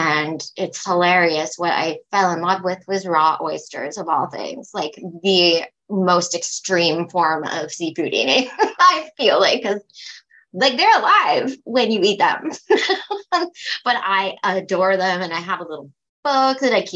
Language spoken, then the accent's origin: English; Stratford, Ontario, Canada; now in Prince Edward Island, Canada; I'm from Stratford, Ontario.